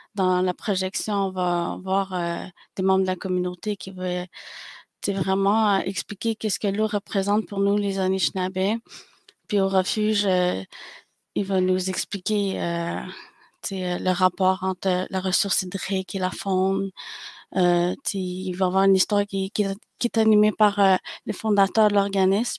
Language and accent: French; Pikogan, Quebec, Canada; je suis algonquine de Pikegan